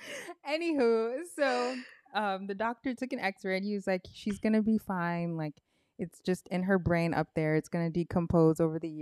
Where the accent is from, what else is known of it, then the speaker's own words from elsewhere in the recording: United States; because I was born here, yes, my parents are from Haiti. I'm Haitian American.